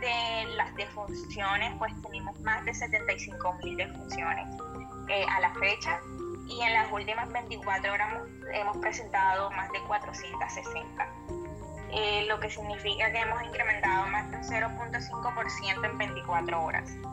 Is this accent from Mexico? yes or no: no; Barranquilla, Atlántico, Colombia; mi ciudad, Barranquilla y en mi país, Colombia